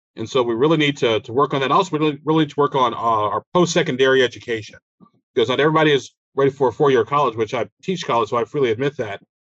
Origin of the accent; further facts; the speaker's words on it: Chicago, Illinois, United States; moved away as an adult; also born or lived in Alabama / Germany; now in Indianapolis, United States; grew up in Chicago, even though I was born in uh, Alabama